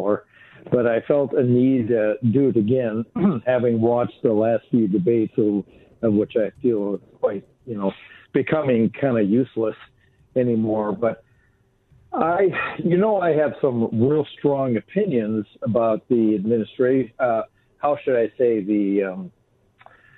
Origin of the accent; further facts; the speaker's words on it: Wisconsin, United States; I grew up a boy in Wisconsin, spending my mornings riding my horse through the woods